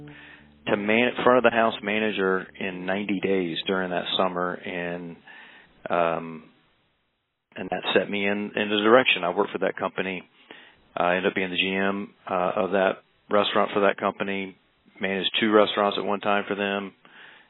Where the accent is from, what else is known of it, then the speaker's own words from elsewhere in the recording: South Carolina, United States; I grew up in the South, South Carolina